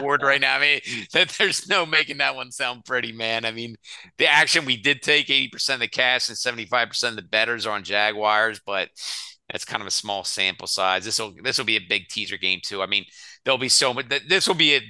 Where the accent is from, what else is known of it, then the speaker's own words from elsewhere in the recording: Philadelphia, Pennsylvania, United States; I'm from Philly